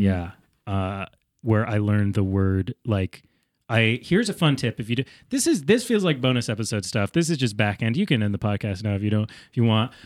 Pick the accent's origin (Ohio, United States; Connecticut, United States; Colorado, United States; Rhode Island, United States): Connecticut, United States; accent: Connecticutan; my Connecticutan accent